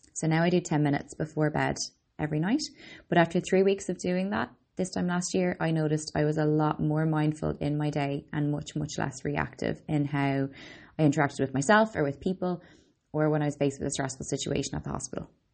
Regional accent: Ireland; also born or lived in Boston, United States; I'm an Irish girl, Boston born

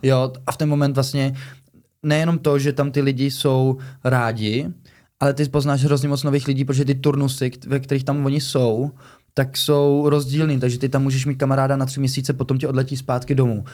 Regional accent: Czechia; also born or lived in Germany; že jsem Čech

